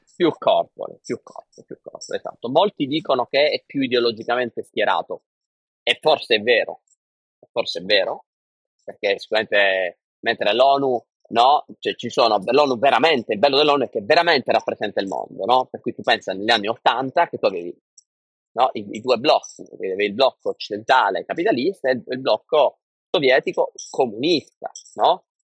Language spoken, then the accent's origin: Italian; Bari, Apulia, Italy; moved away; also born or lived in Singapore; io da barese